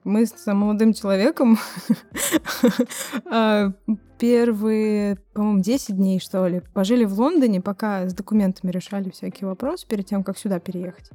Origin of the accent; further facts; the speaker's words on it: Nizhny Novgorod, Nizhny Novgorod Oblast, Russia; moved away as an adult; now in Brighton, United Kingdom; похож на мой родной город, я из Нижнего Новгорода